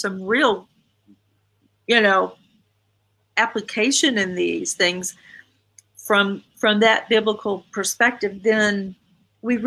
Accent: the South, United States; I'm from the South. You know, we say, yes, sir. We say, no, sir.

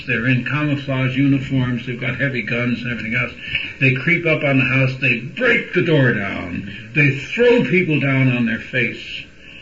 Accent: United States; our situation as Americans

